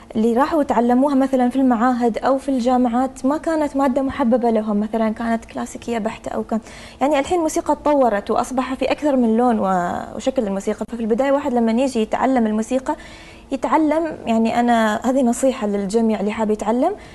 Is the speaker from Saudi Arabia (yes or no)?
no; Oman; أنا أفتخر فيه كوني عمانية